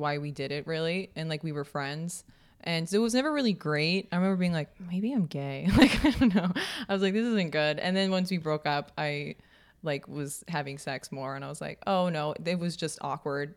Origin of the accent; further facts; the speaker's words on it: Kansas, United States; we grew up in Kansas